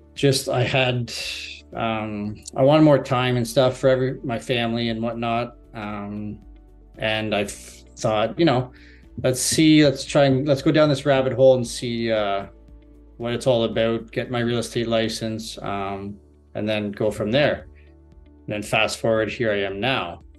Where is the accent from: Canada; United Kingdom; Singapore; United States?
Canada; Barrie, Ontario; I'm from Barrie, Ontario. I've lived here for approximately 29 years now